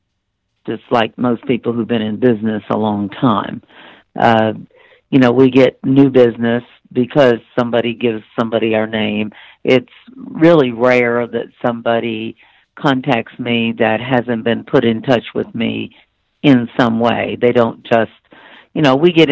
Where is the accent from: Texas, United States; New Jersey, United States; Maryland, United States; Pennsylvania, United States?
New Jersey, United States; now in Pensacola, United States; I'm originally from New Jersey, but I'm selling real estate in Pensacola, Florida, and that's where I've been selling the whole 39 years